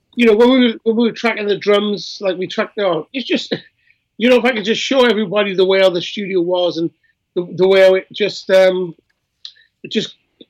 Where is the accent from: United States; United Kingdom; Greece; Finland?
United Kingdom; Wales; I'm Welsh as well